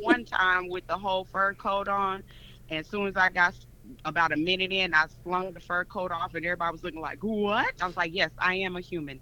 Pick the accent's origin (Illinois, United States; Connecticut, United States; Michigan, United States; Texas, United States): Illinois, United States; Chicago; moved away as an adult; now in Atlanta, United States; I'm originally from Chicago, Illinois, Ooh, but oh, I've been living in Atlanta for about I want to say about 17 years now